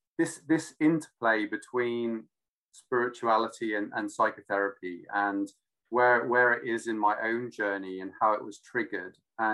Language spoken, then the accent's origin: English; Australia; also born or lived in London; now in Devon, United Kingdom; because I was brought up in Australia partly.